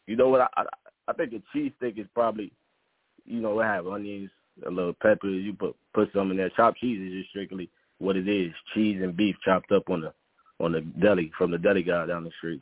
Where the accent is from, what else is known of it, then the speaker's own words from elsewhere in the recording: New York, United States; now in Texas, United States; I'm calling from Texas, but I'm from New York